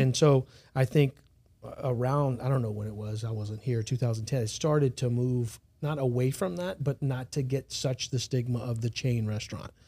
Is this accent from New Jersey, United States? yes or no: no; South Louisiana, United States; moved away as an adult; also born or lived in Los Angeles / San Diego; now in Baton Rouge, United States; I'm from South Louisiana